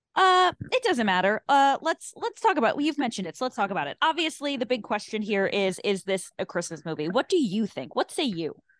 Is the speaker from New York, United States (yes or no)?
yes; New York, United States; I'm from New York. I've lived in New York my whole life.